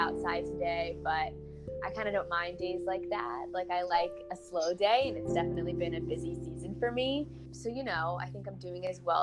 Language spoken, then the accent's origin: English; Virginia Beach, Virginia, United States; I lived in Virginia all of my life, pretty much same childhood home growing up, Virginia Beach